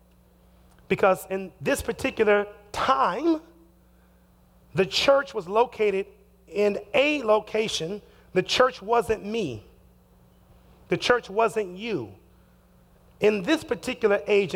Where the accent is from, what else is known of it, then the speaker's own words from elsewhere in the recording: Chicago, Illinois, United States; also born or lived in Detroit, Michigan; now in Seattle, United States; I was born in Detroit, raised in Chicago